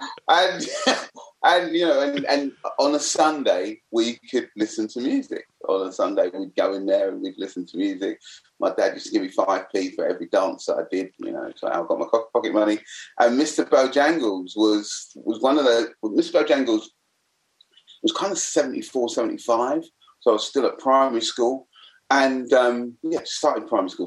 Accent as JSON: {"language": "English", "region": "London", "country": "United Kingdom", "tie": "born or raised there", "also_born_or_lived": "Forest Gate", "said": "I was a black kid, lived growing up in the East End."}